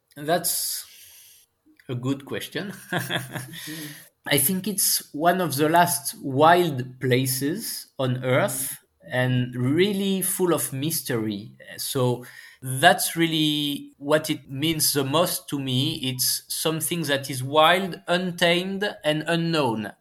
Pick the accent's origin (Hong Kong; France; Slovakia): France; accent: French; English is a second language; my horrible French accent